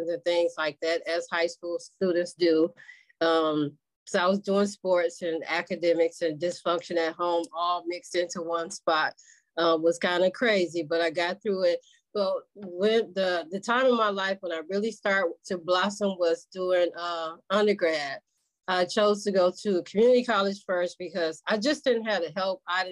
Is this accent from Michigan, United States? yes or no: yes; Michigan, United States; also born or lived in West Helena, Arkansas; I was born in West Helena, Arkansas, and I migrated to Michigan when I was three after the death of my mom.